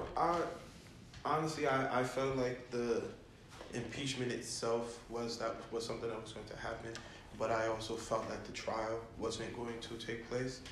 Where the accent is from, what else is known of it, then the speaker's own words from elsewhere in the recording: New York City, New York, United States; now in California, United States; I'm from the Bronx as well.